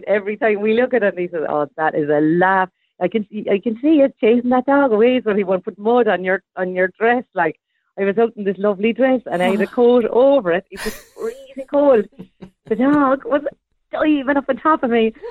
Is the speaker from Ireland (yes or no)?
yes; Cork, Munster, Ireland; moved away; also born or lived in America; I'm also kind of back in my home place where I grew up in Bishopstown, spending a lot of time here